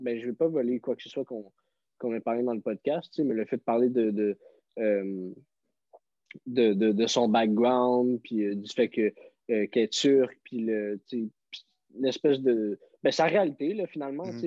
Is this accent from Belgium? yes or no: no; Montreal, Quebec, Canada; je viens de Montréal